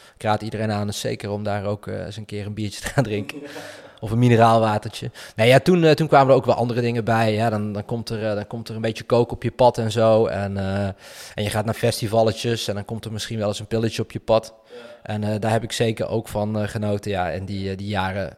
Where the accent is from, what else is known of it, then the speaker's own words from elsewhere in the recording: Weert, Limburg, Netherlands; accent: soft G; moved away; Ik kom uit Limburg zelfs